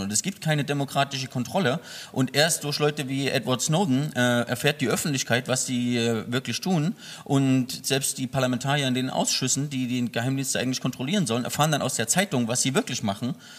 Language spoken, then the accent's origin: German; Germany; Ich komme aus der DDR